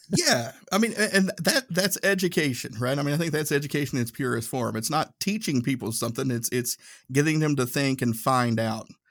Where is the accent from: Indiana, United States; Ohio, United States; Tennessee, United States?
Tennessee, United States; accent: Tennessee; my Tennessee accent